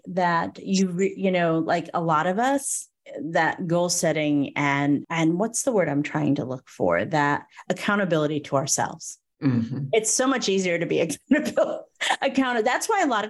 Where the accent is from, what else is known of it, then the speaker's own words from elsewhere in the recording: Northeast, United States; I was raised in the Northeast